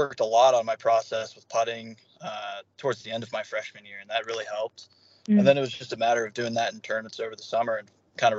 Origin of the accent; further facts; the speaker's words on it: Norcross, Georgia, United States; Norcross, it's a suburban area of Atlanta. I went to Peachtree Elementary there, and then Pickneyville Middle School, and then I went to the high school down at St. Pius.